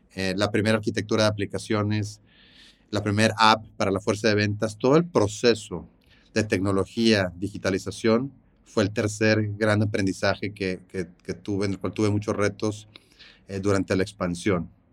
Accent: Monterrey, Nuevo León, Mexico; nací aquí en Monterrey.

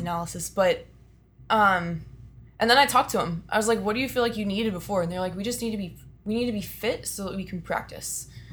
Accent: Austin, Texas, United States; born and raised in Austin, Texas.

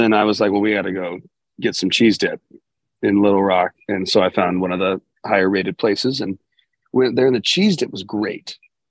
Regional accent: Southern California, United States; it's because we're from Southern California.

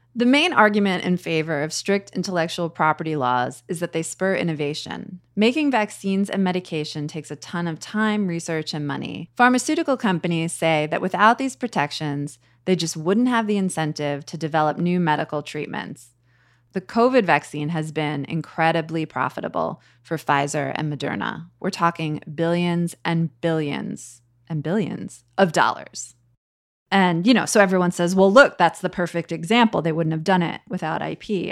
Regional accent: United States; as an American

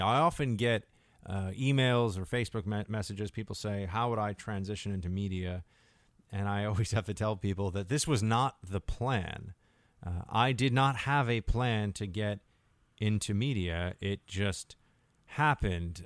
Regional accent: New York City, New York, United States; moved away as an adult; I am a New York City, New York City guy

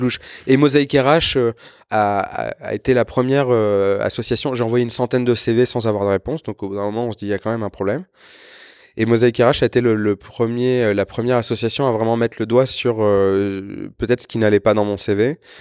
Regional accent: Évry, Île-de-France, France; moved away as an adult; je suis né à Évry, j'ai passé quasiment 25 ans là-bas

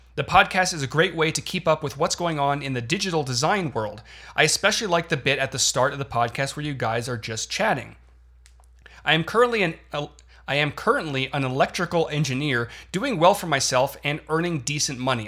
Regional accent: Canada; moved away as an adult; now in United States; I was born and raised in Canada for 22 years

